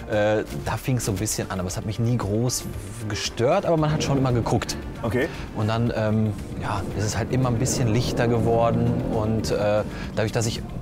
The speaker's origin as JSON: {"language": "German", "town": "Düsseldorf", "region": "North Rhine-Westphalia", "country": "Germany", "said": "Ich komme aus Düsseldorf"}